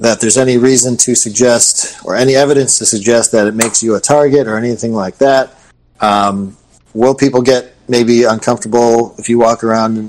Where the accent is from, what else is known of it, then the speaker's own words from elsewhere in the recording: Michigan, United States; now in Florida, United States; I'm from Michigan, and I still have friends and family that live there.